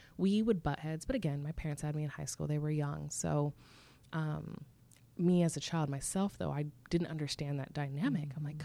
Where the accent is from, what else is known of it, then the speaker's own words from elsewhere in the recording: Irvine, California, United States; I'm from Southern California. I was born and raised in Irvine, California